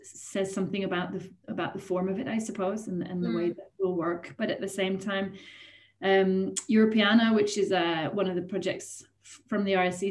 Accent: Sweden; moved away as an adult; also born or lived in Germany / Italy / Ireland; now in United Kingdom; I grew up in Sweden and studied at university here for a little while before going to the UK

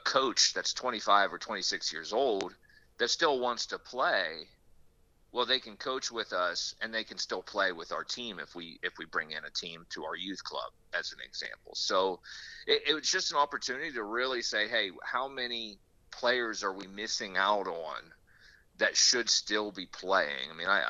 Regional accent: Pittsburgh, Pennsylvania, United States; hey, I'm from Pittsburgh, I've always grew up not liking Cleveland, you know, so why can't I compete against them?

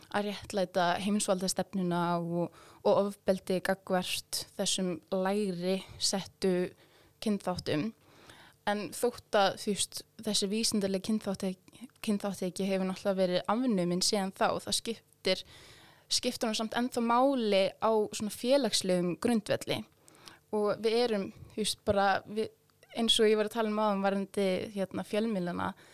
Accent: Iceland; Íslandingar eins og ég

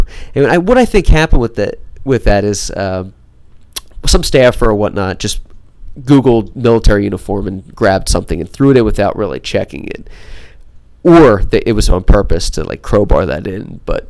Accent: Wilkes-Barre, Pennsylvania, United States; I grew up in Wilkes-Barre.

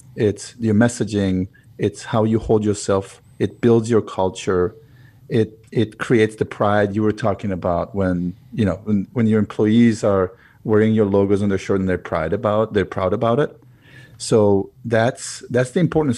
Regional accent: Israel; moved away as an adult; now in United States; I was, uh, born and raised in Israel, moved to the U S eleven years ago

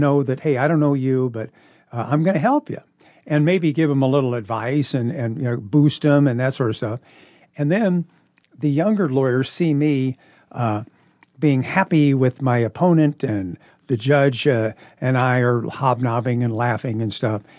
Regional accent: Omaha, Nebraska, United States; also born or lived in Minnesota; I was born in Omaha

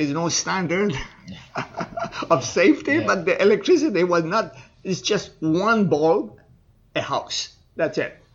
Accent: Iran; moved away; also born or lived in Canada; Yes, I am

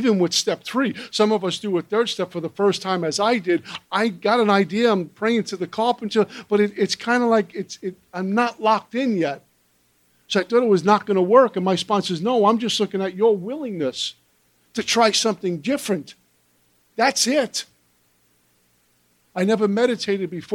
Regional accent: New York City, New York, United States; also born or lived in Minnesota; Brooklyn, New York, where I'm born and raised

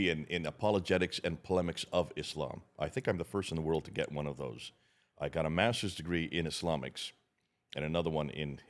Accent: India; So I grew up in India. My parents were missionaries there.

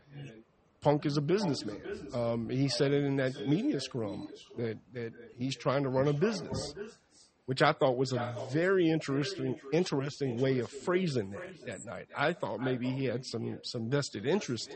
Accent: the South, United States; A Southern people

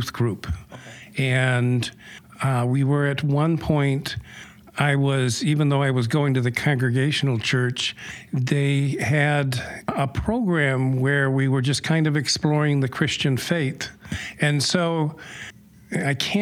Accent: Rockford, Michigan, United States; moved away as an adult; also born or lived in Grand Rapids, Michigan / Holland; we grew up in the Grand Rapids area until about fourth grade, and then we moved to Rockford. So I grew up in Rockford when it was a small town

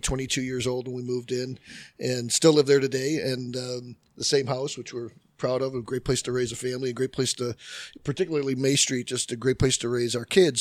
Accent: River Forest, Illinois, United States; moved away as an adult; also born or lived in Oak Park, Illinois; now in Elmhurst, United States; my wife Heidi and I grew up in Oak Park and River Forest

